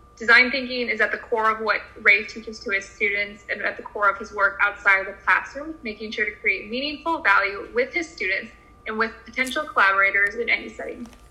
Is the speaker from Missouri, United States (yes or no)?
yes; outside St. Louis, Missouri, United States; now in New Orleans, United States; I'm originally from outside St. Louis, Missouri